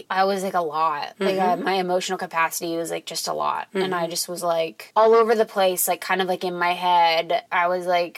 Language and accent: English; Mason, Ohio, United States; moved away; Cincinnati, Ohio. Suburb outside Mason, M-town, Comets